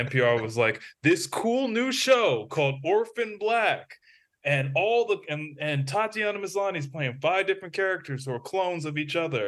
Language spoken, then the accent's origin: English; United States; as an American